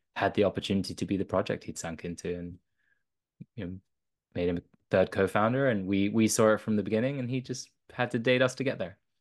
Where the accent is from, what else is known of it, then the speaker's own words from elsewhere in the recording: London, United Kingdom; also born or lived in south of France; I grew up in London.